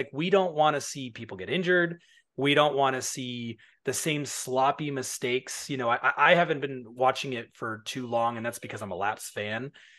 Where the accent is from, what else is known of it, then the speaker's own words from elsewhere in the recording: New York, United States; I'm from New York, but I don't have the accent like you do.